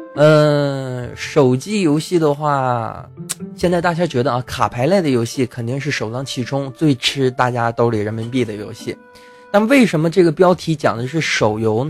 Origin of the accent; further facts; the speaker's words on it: China; 我也是中国人嘛